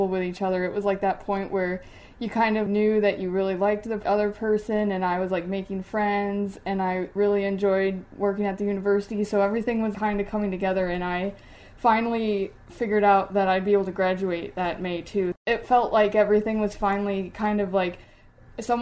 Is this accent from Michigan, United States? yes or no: no; Wisconsin, United States; also born or lived in Ohio; now in Pittsburgh, United States; I'm originally from Wisconsin